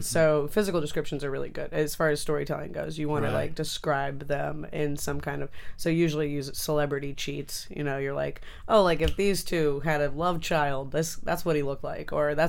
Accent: Canada; Well, yeah, I'm Canadian, technically.

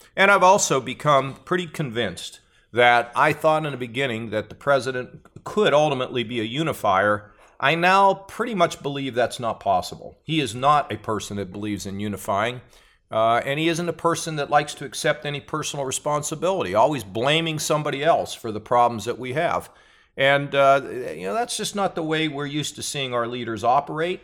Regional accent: United States; I was born in America

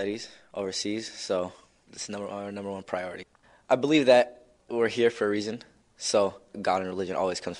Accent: United States; also born or lived in Egypt / Yemen; I'm 15 years old. I was born and raised in America. I've lived in Egypt, Yemen, and my parents are originally from Afghanistan.

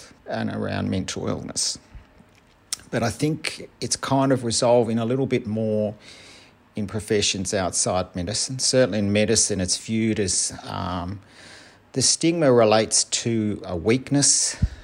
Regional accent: Melbourne, Victoria, Australia; I'm from Melbourne, Australia

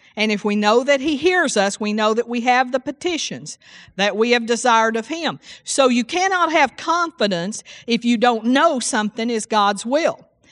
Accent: Seagraves, Texas, United States; I grew up in Seagraves, Texas, and it's 2,500 people

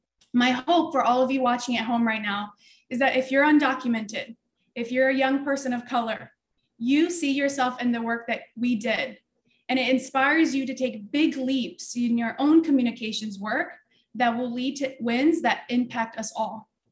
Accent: Florida, United States; also born or lived in Brazil; I was born in Brazil. I grew up in Florida. I am undocumented

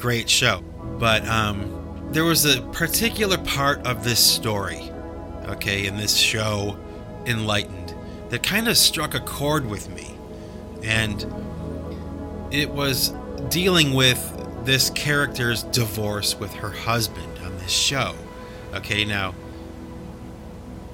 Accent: United States; I'm from America, and I speak English

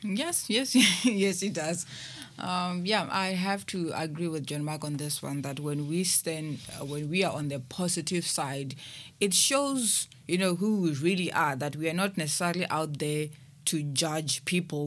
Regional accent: Limpopo, South Africa; moved away as an adult; now in Cape Town, South Africa; I was born in Limpopo, and, um, I've moved here to Cape Town, uh, three years ago

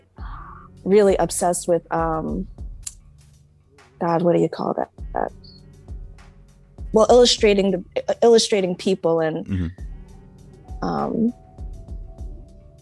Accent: Brentwood, New York, United States; also born or lived in Nyack, New York; we came from Nyack as little kids, Nyack up on the Hudson. Mm-hmm. But yes, I mean, we've been in Brentwood since, I guess we were six, seven

